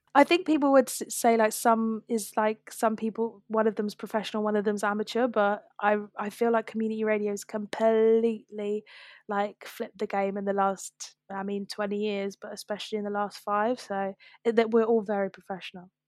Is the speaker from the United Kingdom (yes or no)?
yes; London, United Kingdom; I'm from South London, I've grown up here